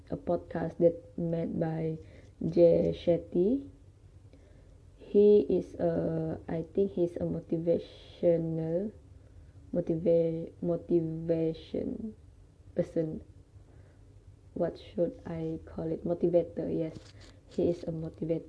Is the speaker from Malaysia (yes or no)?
yes; Sabah, Malaysia; I study in UPSI and I am genuinely from Sabah